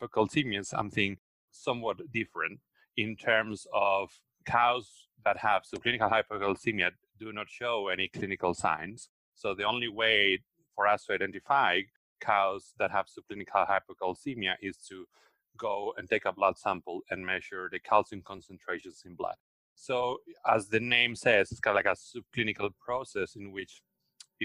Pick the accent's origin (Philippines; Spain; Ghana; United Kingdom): Spain; moved away as an adult; also born or lived in Australia; now in United States; I'm originally from Spain, where I did my veterinary training and also my PhD